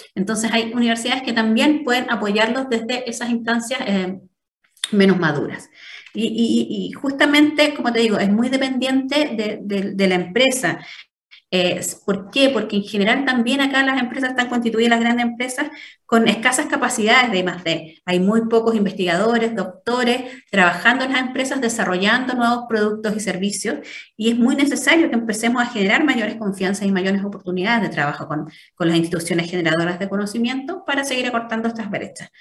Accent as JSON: {"language": "Spanish", "town": "Viña del Mar", "region": "Valparaíso", "country": "Chile", "tie": "born or raised there", "said": "yo soy nacida y criada en Viña"}